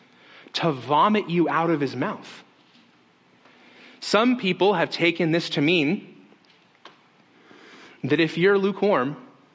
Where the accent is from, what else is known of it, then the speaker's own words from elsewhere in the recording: Las Vegas, Nevada, United States; moved away; I grew up in Las Vegas